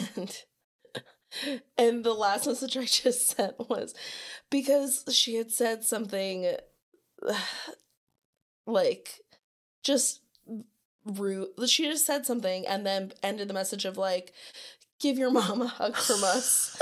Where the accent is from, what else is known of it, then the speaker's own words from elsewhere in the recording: Arizona, United States; growing up in Arizona